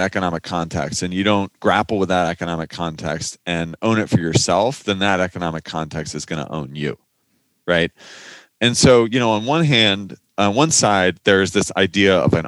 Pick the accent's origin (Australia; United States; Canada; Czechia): United States; Silicon Valley, California; I grew up in Silicon Valley